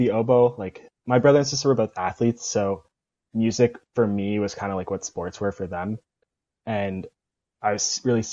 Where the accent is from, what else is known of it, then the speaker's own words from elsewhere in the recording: Bethel Park, Pennsylvania, United States; I'm from Bethel Park, Pennsylvania, which is a suburb outside of Pittsburgh. And the band program there actually starts in fourth grade